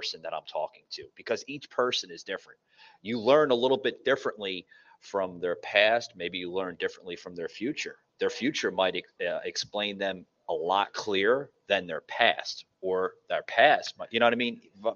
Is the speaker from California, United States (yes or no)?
no; New York City, New York, United States; moved away as an adult; now in Atlanta, United States; if you could hear my accent, I'm originally from the Lower East Side of Manhattan. And I've been living in Atlanta for about going on 4 years now